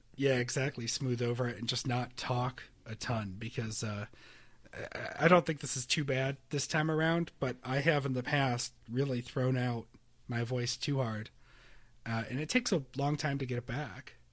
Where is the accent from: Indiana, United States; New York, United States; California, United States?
New York, United States; Rochester; growing up in Rochester